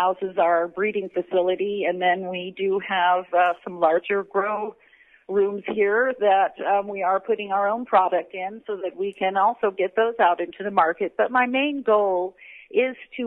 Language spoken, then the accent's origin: English; Bay Area, California, United States; moved away as an adult; now in Bellingham, United States; My husband and I grew up in California, in the Bay Area.